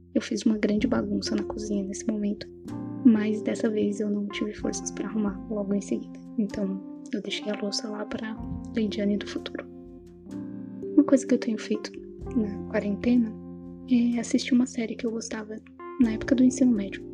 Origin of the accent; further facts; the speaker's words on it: São Paulo, Brazil; accent: São Paulo; now in Vitória, Brazil; Apesar de estar em Vitória, eu não, não sou daqui. Meu sotaque vai me denunciar que eu morei boa parte da minha vida em São Paulo e no interior de São Paulo nos últimos anos